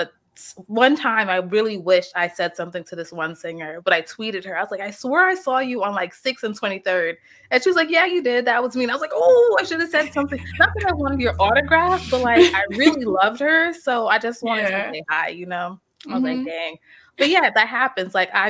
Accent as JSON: {"language": "English", "town": "New York City", "region": "New York", "country": "United States", "tie": "born or raised there", "said": "Okay, so I am born and raised in New York City, specifically Queens."}